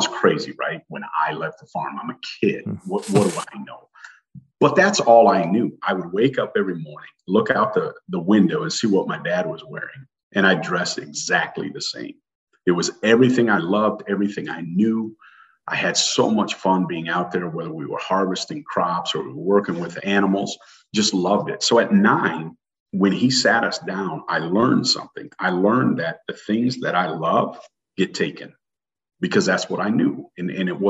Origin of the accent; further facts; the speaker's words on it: Iowa, United States; also born or lived in Des Moines, Iowa / Pella, Iowa / Michigan / Minnesota; an Iowa native. I was born in Des Moines. I was raised on a farm until I was 9 years old in Pella, Iowa